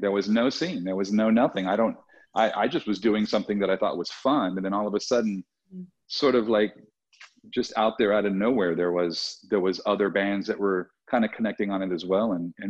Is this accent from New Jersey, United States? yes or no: no; Southern California, United States; I'm from Southern California.